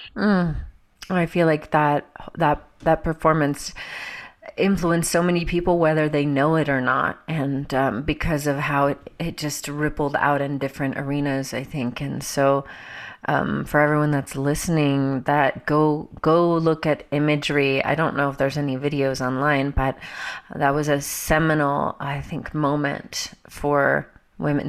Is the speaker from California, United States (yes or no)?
no; Georgia, United States; growing up in Georgia in the Bible Belt